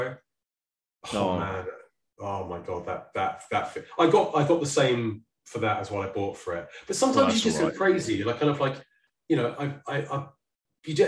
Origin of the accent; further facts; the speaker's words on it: Guildford, South East England, United Kingdom; moved away; also born or lived in United States; the day I moved back to Guildford